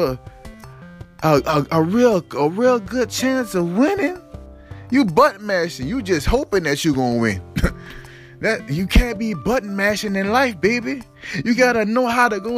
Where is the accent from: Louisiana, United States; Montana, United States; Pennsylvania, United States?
Louisiana, United States; now in California, United States; I was raised in Louisiana, you hear me? So, I got a Louisiana background